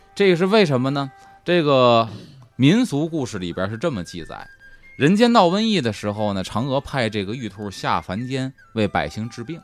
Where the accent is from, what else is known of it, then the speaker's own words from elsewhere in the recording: China; 我们中国人没有抹灭我们那个浪漫主义的神话色彩